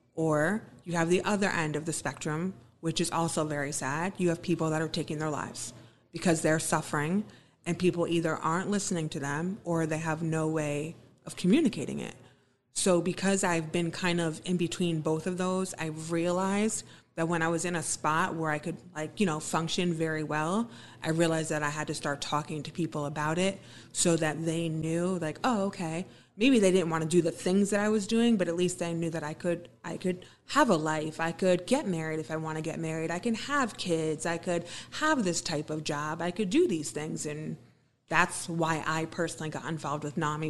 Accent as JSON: {"language": "English", "town": "Wappingers Falls", "region": "New York", "country": "United States", "said": "I'm not from Beacon, but I'm from Wappingers"}